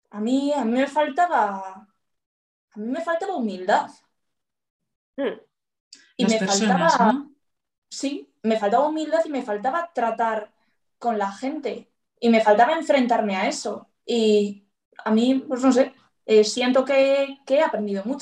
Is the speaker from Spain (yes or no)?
yes; Bilbao, Basque Country, Spain; Y soy de Bilbao y estoy muy contenta con mi policía, por cierto.